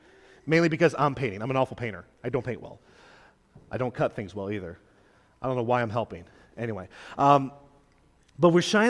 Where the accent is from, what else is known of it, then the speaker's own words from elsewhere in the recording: Quebec, Canada; I grew up in Quebec as a missionary kid